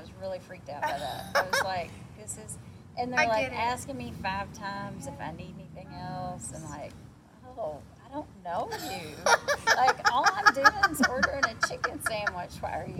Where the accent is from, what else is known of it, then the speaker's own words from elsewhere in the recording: Grayson, Kentucky, United States; also born or lived in Lexington, Kentucky; Well, I was born in Lexington, Kentucky. But Lexington is 2 hours from where I grew up, up in Carter County, Kentucky, in a booming metropolis of 4,500 people called Grayson.